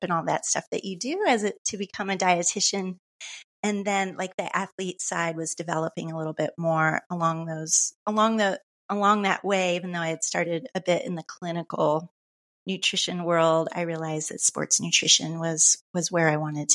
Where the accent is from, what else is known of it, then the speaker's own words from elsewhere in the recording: Midwest, United States; moved away as an adult; now in Boulder, United States; When I moved to Colorado from the Midwest, in my mid-20s